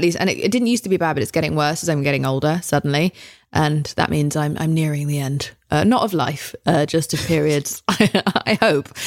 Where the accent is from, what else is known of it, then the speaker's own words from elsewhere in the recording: England, United Kingdom; moved away as an adult; now in United States; as an English person coming here